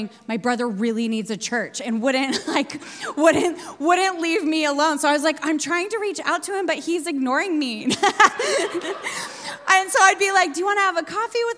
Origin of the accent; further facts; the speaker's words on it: the Northwest, Pacific Northwest, United States; also born or lived in Sydney, Australia; now in New York, United States; I'm from the Northwest